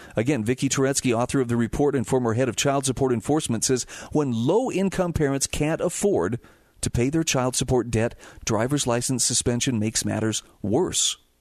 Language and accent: English; Utah, United States; my home state of Utah